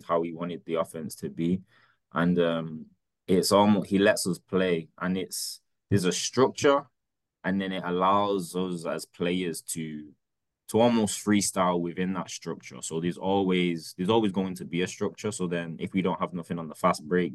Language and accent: English; England, United Kingdom; now in United States; I'm this kid from England